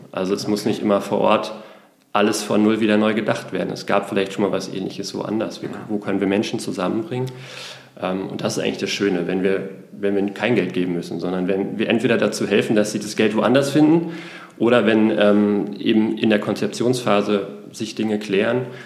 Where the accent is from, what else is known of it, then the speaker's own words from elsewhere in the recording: Berlin, Germany; gebürtiger Berliner, bin im Westberliner Plattenbau aufgewachsen